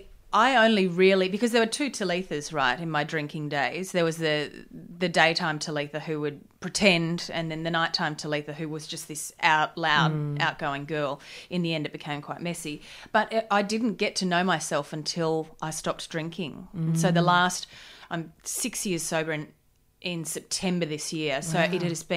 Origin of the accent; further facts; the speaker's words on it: Gold Coast, Queensland, Australia; On the Gold Coast. Party town.